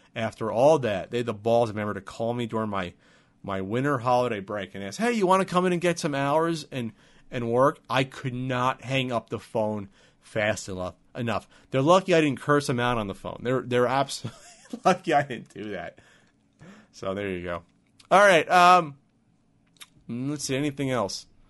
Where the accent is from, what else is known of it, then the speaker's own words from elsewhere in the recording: New Jersey, United States; moved away as an adult; now in San Diego, United States; Growing up in New Jersey, in most of New Jersey